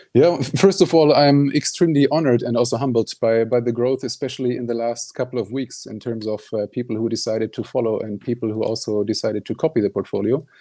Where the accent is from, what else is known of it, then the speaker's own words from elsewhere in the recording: Germany; moved away as an adult; also born or lived in Netherlands; now in Stockholm, Sweden; I'm originally from Germany